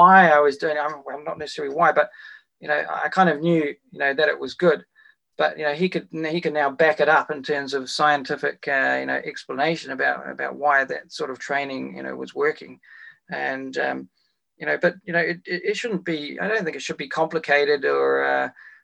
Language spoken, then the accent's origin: English; Wellington, New Zealand; my hometown of Wellington